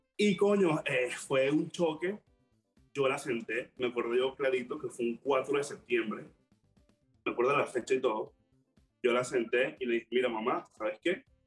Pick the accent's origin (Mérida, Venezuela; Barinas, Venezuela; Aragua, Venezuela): Aragua, Venezuela; Maracay; moved away as an adult; now in Panama; Yo soy de Maracay, la mejor ciudad del mundo.